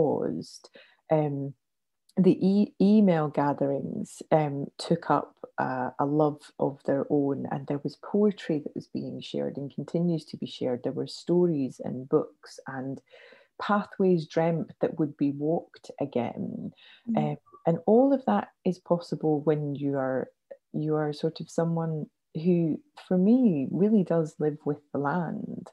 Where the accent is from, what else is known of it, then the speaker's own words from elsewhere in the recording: Scotland, United Kingdom; moved away; also born or lived in South of England; as a Scot